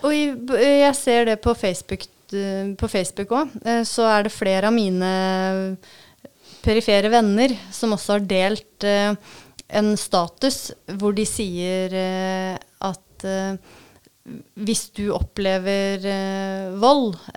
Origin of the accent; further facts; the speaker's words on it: Vestre Bamble, Vestfold og Telemark, Norway; also born or lived in Kragerø; now in Levangsheia, Norway; jeg er jo fra Vestbamble